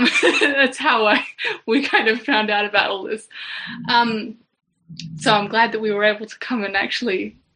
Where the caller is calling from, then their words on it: Canberra, Australian Capital Territory, Australia; We're in Australia, in Canberra.